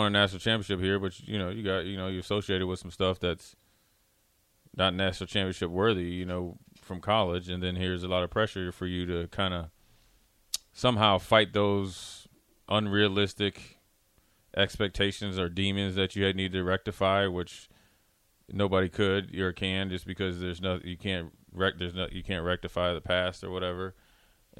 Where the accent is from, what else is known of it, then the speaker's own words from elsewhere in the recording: Minnesota, United States; I'm from Minnesota pretty much.